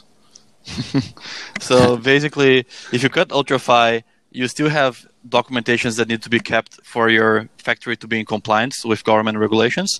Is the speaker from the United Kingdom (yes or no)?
no; Brazil; moved away as an adult; now in Canada; I am from Brazil, and in 2014, I moved to Canada.